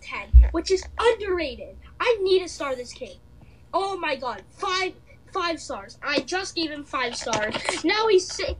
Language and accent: English; Santa Monica, California, United States; born there; I was born in Santa Monica, California.